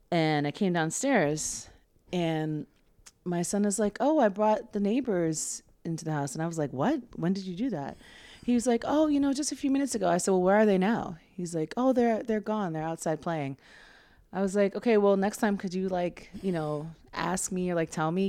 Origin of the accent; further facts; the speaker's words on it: New York City, New York, United States; I was born in Mount Sinai Hospital, and, um, my parents lived in East Harlem until they split up when I was, just before my seventh birthday. So I've lived in Harlem for most of my life